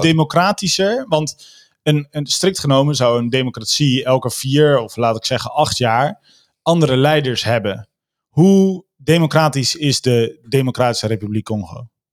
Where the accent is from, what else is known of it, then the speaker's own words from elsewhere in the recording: Veluwe, Gelderland, Netherlands; ik kom van de Veluwe